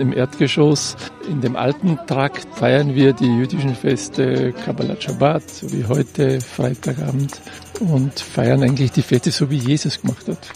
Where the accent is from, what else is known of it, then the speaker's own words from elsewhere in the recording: Salzburg, Austria; moved away as an adult; now in Israel; Ich komme aus Salzburg